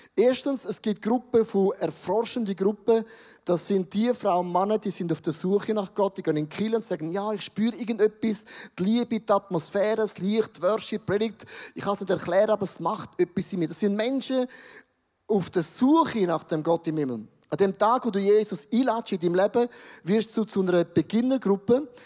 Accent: Buchs, St. Gallen, Switzerland; Ich komme aus dem Rheintal, Buchs, eine Weltstadt, eine Weltmetropole.

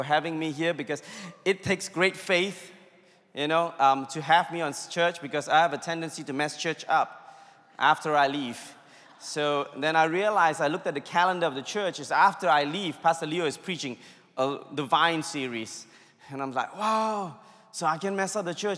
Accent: India; I'm Indian

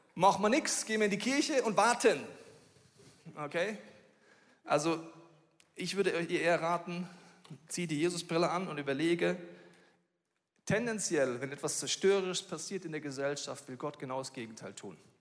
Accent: Bavaria, Germany; obwohl ich in Bayern aufgewachsen bin

